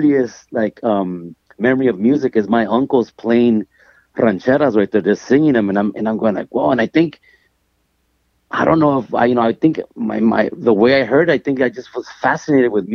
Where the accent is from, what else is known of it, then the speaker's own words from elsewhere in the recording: Los Angeles, California, United States; when I was growing up here, it was just home